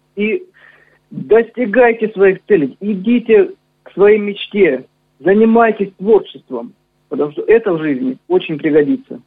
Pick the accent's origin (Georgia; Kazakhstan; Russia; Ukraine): Russia; Novocherkassk, Rostov Oblast; born or raised there